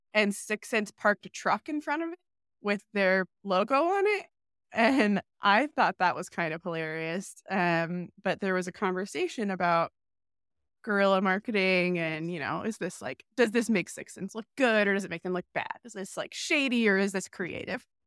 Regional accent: Charlotte, North Carolina, United States; moved away as an adult; also born or lived in Raleigh; now in New York, United States; I was born and raised in Charlotte

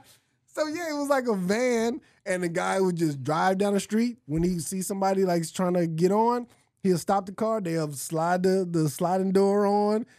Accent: Los Angeles, California, United States; I'm from California. I'm from LA.

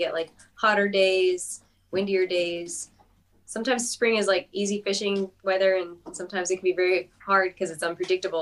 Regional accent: Los Angeles, California, United States; moved away as an adult; now in Athens, United States; I'm from like Los Angeles, California

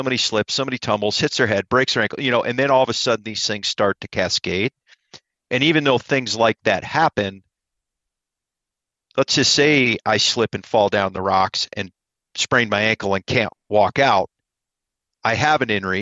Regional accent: Ohio, United States; I'm from Ohio

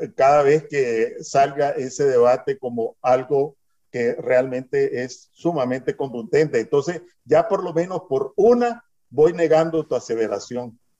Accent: Nicaragua; moved away as an adult; also born or lived in Miami / California; now in San José, Costa Rica; todos somos nicaragüenses en el exterior

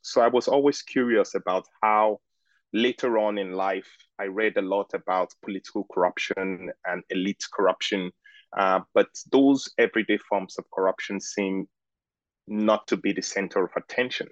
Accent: Lagos, Nigeria; moved away as an adult; also born or lived in Oxford; I am Nigerian and I grew up in Lagos

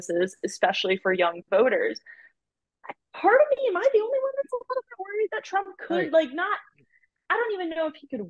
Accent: Fulton County, Georgia, United States; I, as someone who's a Georgia voter and from Georgia, so obviously I'm actually from Fulton County

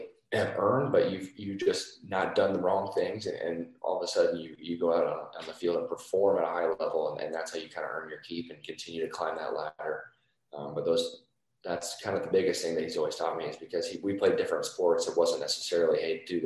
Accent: Carmel, Indiana, United States; also born or lived in Columbus, Ohio / Boston; we moved from Boston to Indiana. I was 6 years old. So I basically, my entire childhood I was in Indiana

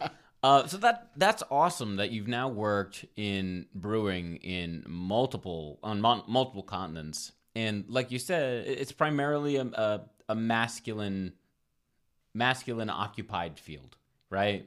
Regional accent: Providence, Rhode Island, United States; moved away as an adult; also born or lived in Ohio / Colorado / Omaha / California; now in Los Angeles, United States; I'm from Providence, Rhode Island

